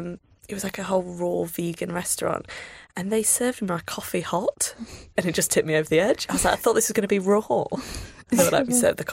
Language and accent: English; Grimsby, Yorkshire and the Humber, United Kingdom; moved away as an adult; now in London, United Kingdom; I mean, I'm from Grimsby, where the staple dish is fish and chips.